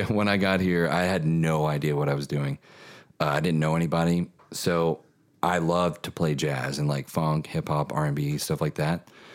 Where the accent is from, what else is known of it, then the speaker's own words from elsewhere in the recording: Kentucky, United States; now in Nashville, United States; growing up in Kentucky